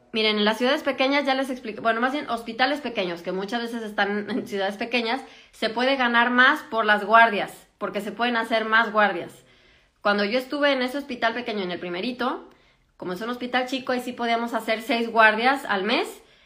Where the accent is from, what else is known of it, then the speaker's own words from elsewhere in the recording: Mexico; moved away as an adult; now in Germany; yo que soy de México